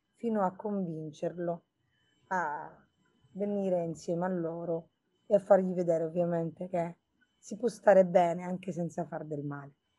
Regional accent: Birgi, Sicily, Italy; also born or lived in Erice; Io sono nata lì e sono cresciuta a Birgi di fronte a Mozia, nello Stagnone

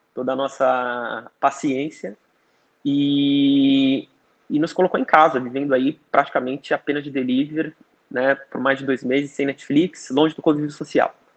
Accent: Brazil; now in China; sendo brasileiro

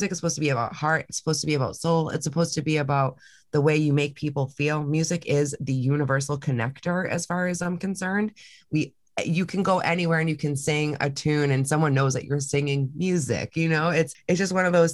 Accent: Massachusetts, United States; moved away; I'm from Massachusetts

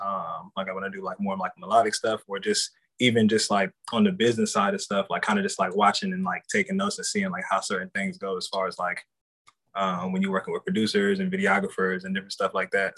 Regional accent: Columbus, Ohio, United States; I'm from Columbus, Ohio. So like Midwest kid growing up

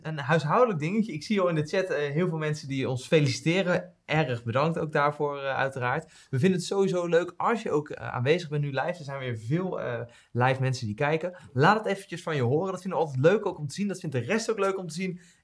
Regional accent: Westland, South Holland, Netherlands; moved away; ik kom natuurlijk uit het Westland oorspronkelijk

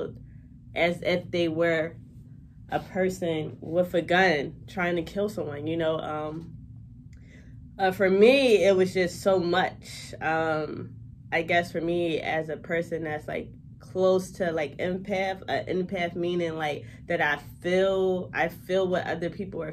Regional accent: Philadelphia, Pennsylvania, United States; I'm from West Philadelphia, and I love my city

